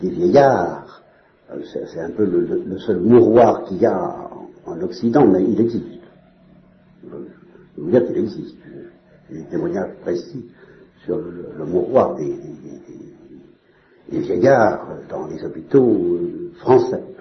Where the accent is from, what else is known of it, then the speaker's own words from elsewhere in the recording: Normandy, France; je suis normand